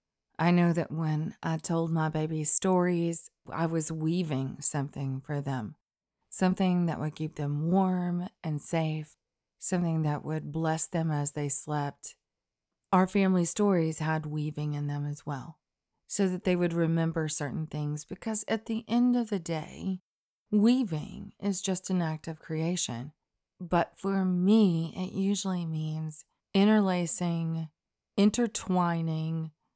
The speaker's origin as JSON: {"language": "English", "region": "Alabama", "country": "United States", "tie": "born or raised there", "said": "Y'all know that Christian sensibility, at least the one I knew growing up in Alabama, of refusing all pride in your work and in of yourself, that doesn't hold water with me."}